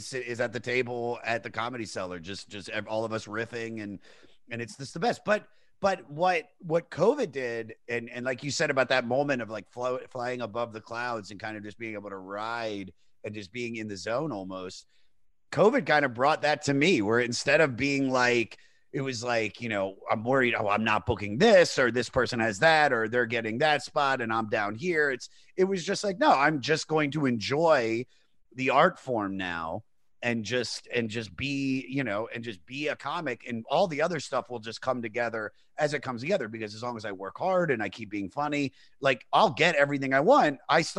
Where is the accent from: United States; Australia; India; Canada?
United States; Maryland; also born or lived in Los Angeles; now in New York, United States; Washington DC area. So Maryland. And I moved out to LA in 2007